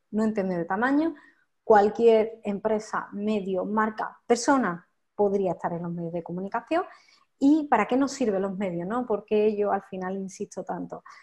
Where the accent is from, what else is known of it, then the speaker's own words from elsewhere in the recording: Campillos, Andalusia, Spain; moved away as an adult; also born or lived in Madrid; now in Campillos, Spain; yo llevaba tiempo como queriendo volverme a Málaga, ¿no? A mi pueblo, que es Campillo